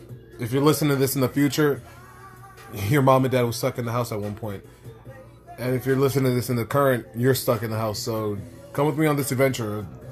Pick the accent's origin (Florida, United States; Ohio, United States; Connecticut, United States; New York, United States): New York, United States; New York City; I'm a guy born and raised in New York City.